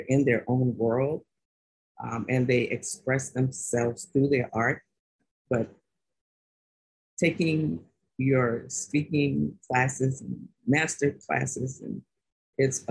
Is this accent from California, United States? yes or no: no; Washington, District of Columbia, United States; most of my family, and we're from Washington, D.C., so most of my family worked in the government